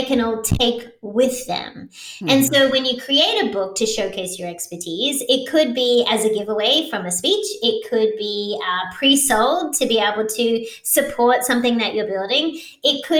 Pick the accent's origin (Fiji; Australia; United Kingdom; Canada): Australia; now in United States; I am Australian, so I have a global perspective, but I'm also an American citizen, so I have a local perspective as well.